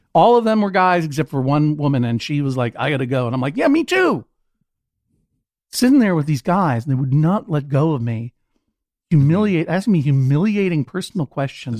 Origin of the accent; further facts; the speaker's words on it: Brookline, Massachusetts, United States; I am from Brookline, Massachusetts